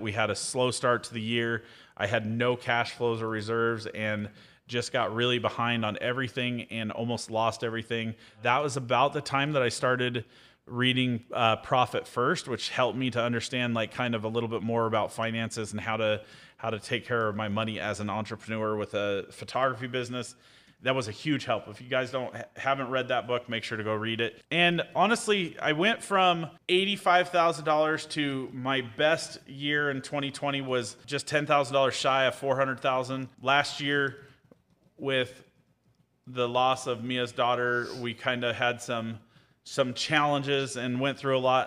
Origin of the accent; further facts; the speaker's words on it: Caldwell, Idaho, United States; I was born in Caldwell, Idaho